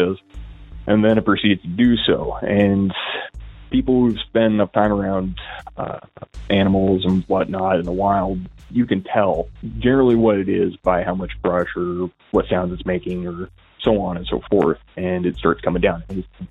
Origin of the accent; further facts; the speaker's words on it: Northwest Washington, United States; I'm from Washington, Northwest Washington, to be specific.